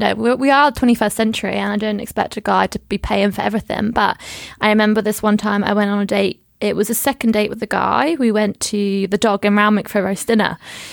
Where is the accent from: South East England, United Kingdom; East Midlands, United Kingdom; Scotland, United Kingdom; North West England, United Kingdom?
South East England, United Kingdom; Portsmouth; now in Sydney, Australia; when you're from a smaller town, like I'm from Portsmouth